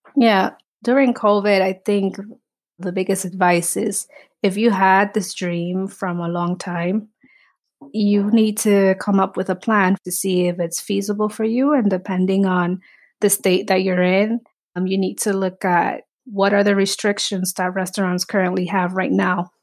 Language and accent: English; New York City, New York, United States; also born or lived in Dominican Republic; I remember growing up in the Bronx. I immigrated in the nineties. My mom brought me here. from Dominican Republic